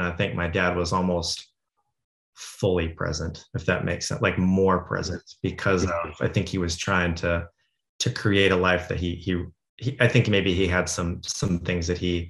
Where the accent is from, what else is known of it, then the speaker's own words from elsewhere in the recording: Denver, Colorado, United States; So, I came from, I grew up mostly outside of Denver, like in the suburbs.